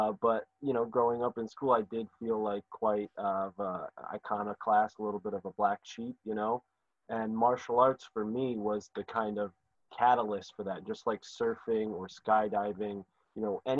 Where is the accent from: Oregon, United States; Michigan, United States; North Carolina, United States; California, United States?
California, United States; San Mateo; Yeah, I grew up in San Mateo.